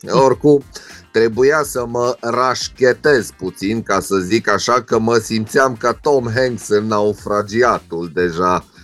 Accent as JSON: {"language": "Romanian", "region": "Transylvania", "country": "Romania", "said": "Zic, luați-mă încet că sunt ardelean."}